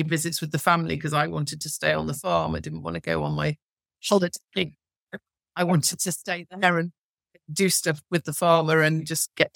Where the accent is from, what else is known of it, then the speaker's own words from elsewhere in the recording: Cheshire, North West England, United Kingdom; I come from Cheshire and there are an awful lot of cows.